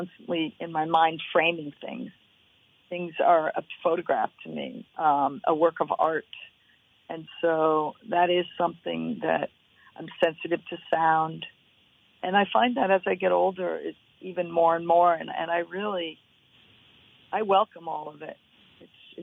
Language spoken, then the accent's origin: English; the Berkshires, Massachusetts, United States; also born or lived in Oregon; now in Waitsfield, United States; I grew up in the Berkshires